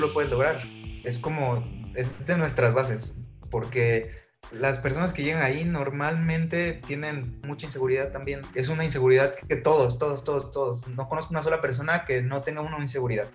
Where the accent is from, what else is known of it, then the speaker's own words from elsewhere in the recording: Villahermosa, Tabasco, Mexico; moved away as an adult; now in Mexico City, Mexico; soy originario de Villahermosa, Tabasco. A los 18 años decido moverme a la Ciudad de México